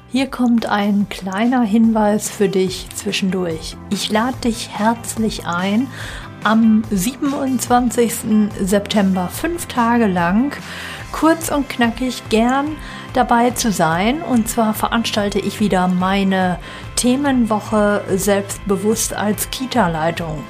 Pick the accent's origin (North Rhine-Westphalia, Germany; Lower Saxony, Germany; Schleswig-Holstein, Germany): North Rhine-Westphalia, Germany; ich komme ja aus NRW